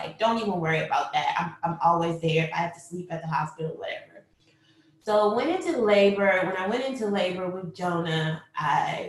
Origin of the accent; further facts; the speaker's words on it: Grand Rapids, Michigan, United States; moved away as an adult; also born or lived in Washington, D.C.; now in Maryland, United States; I'm originally from Grand Rapids, Michigan. I came to D.C. in 2004 to attend Howard University.